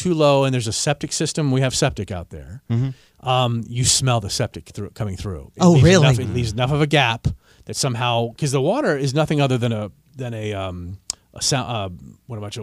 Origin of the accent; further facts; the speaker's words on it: Northern Virginia, United States; I grew up in Northern Virginia